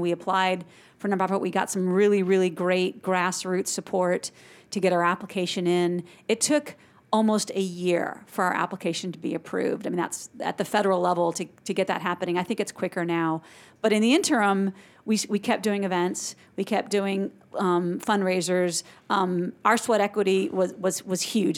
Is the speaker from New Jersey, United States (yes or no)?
no; Silicon Valley, California, United States; now in Augusta, United States; growing up in Silicon Valley